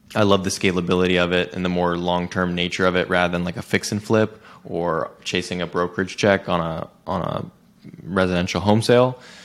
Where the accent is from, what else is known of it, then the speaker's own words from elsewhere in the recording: Silicon Valley, California, United States; my background is I grew up in Silicon Valley, California.